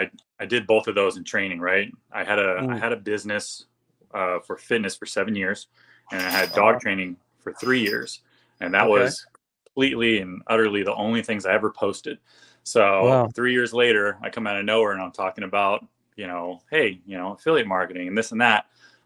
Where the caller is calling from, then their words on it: California, United States; Southern California.